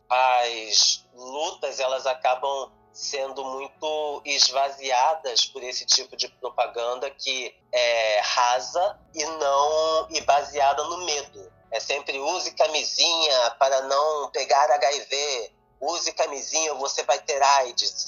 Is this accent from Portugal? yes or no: no; Rio de Janeiro, Brazil; cidade do Rio de Janeiro, que é minha cidade natal